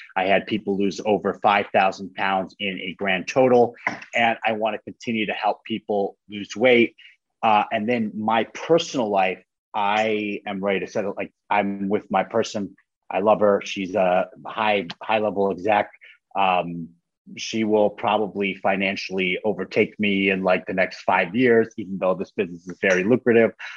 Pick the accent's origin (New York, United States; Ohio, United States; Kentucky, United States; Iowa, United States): New York, United States; a small town outside of Buffalo; I'm from Buffalo, New York. I'm from like a, a small town outside of Buffalo, New York.